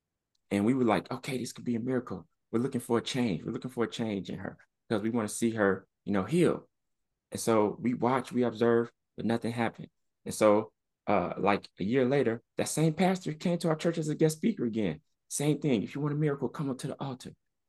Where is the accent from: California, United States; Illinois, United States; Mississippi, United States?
Illinois, United States; Chicago; And I've been in some scary situations growing up in the South Side of Chicago, you know, walking through different gang territories